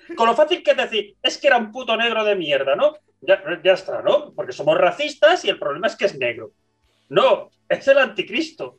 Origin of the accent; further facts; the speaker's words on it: Bilbao, Basque Country, Spain; soy de Bilbao